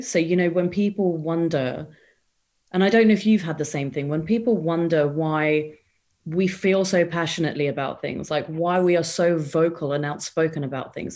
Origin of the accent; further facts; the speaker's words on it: England, United Kingdom; also born or lived in India; So I was born in England. And then when I was about seven years old, my parents decided that it would be a really good idea to relocate back to India